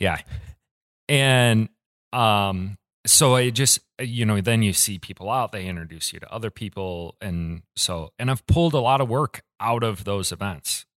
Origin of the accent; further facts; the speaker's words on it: Ann Arbor, Michigan, United States; moved away as an adult; now in Kalamazoo, United States; I'm from Ann Arbor